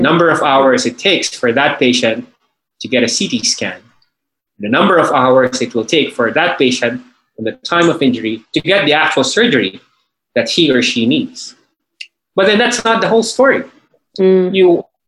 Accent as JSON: {"language": "English", "town": "Manila", "region": "Metro Manila", "country": "Philippines", "said": "I'm from Manila, Philippines."}